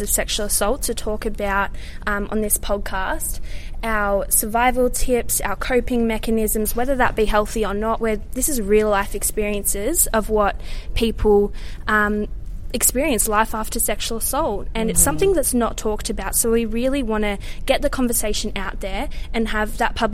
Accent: Melbourne, Victoria, Australia; I'm from my hometown at the moment, Ferntree Gully, in Melbourne, Australia

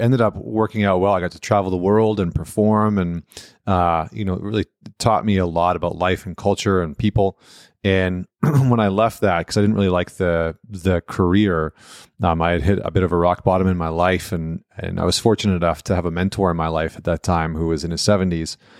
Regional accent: St. Albert, Alberta, Canada; I'm from right outside of Edmonton, uh, town called Saint Albert

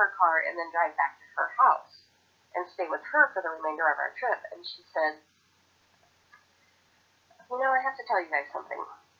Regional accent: Portland, Oregon, United States; I grew up in Portland, Oregon.

